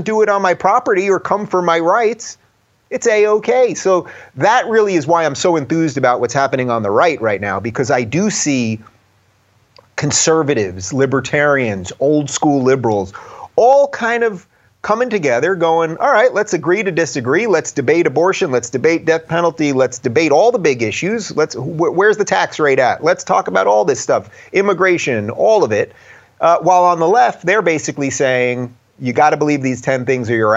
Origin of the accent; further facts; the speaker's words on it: New York, United States; my home state of New York